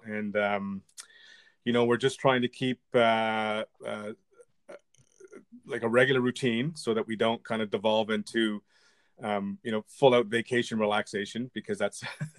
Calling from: Toronto, Ontario, Canada; I'm coming to you from the crisp spring weather of Toronto, Canada.

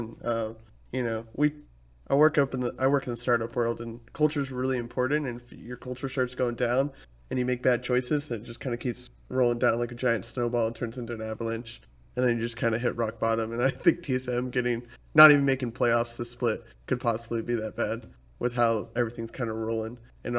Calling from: Atlanta, Georgia, United States; Atlanta, Georgia.

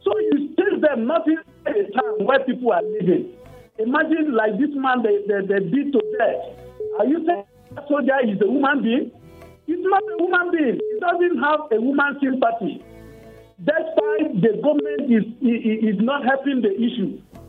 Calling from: Apata, Oyo, Nigeria; from Apata.

